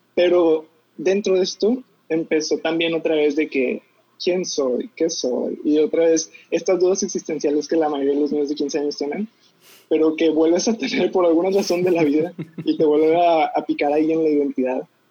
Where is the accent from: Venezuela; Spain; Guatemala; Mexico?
Mexico; Monterrey, Nuevo León; yo nací aquí en Monterrey, Nuevo León, en una familia católica y estuve en un colegio católico